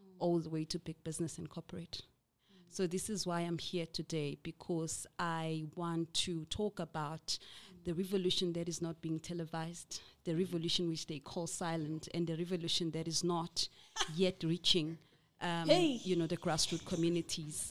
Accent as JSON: {"language": "English", "town": "Umlazi", "region": "KwaZulu-Natal", "country": "South Africa", "said": "I'm originally from Mlazi, KZN"}